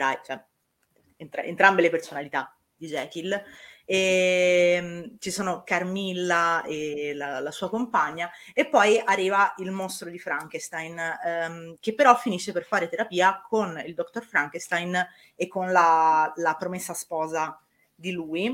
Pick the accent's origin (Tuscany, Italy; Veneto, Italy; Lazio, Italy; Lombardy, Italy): Tuscany, Italy; io sono toscana